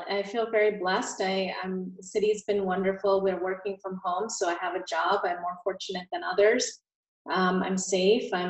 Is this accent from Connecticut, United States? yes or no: yes; Connecticut, United States; also born or lived in India; India and my family moved to Connecticut when I was a little girl. So that's sort of where my story started in the US.